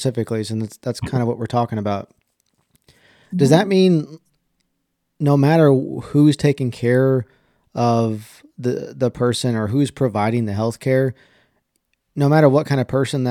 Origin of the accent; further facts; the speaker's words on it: Dripping Springs, Texas, United States; now in Houston, United States; I'm from Dripping Springs originally